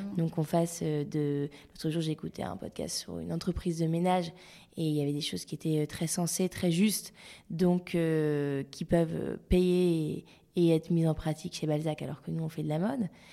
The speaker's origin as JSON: {"language": "French", "town": "Lille", "region": "Hauts-de-France", "country": "France", "moved": "yes", "lives_now": "Paris, France", "said": "je suis lilloise d'origine"}